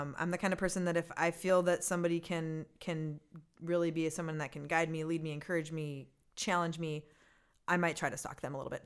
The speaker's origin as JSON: {"language": "English", "town": "Minneapolis", "region": "Minnesota", "country": "United States", "tie": "born or raised there", "said": "I'm a Minnesota girl"}